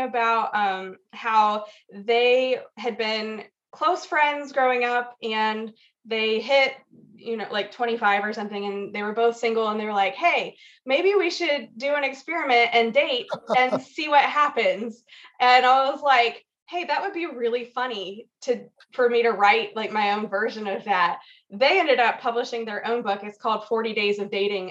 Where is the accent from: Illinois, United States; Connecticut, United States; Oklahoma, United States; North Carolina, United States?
North Carolina, United States; Weddington; moved away as an adult; also born or lived in Colorado; I grew up in Weddington area outside of Charlotte, just outside of Charlotte.